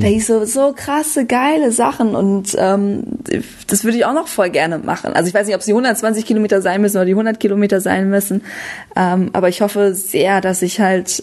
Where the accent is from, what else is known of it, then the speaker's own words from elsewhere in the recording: Münsterland, North Rhine-Westphalia, Germany; moved away; also born or lived in Düsseldorf; ich komme ja ursprünglich aus Münsterland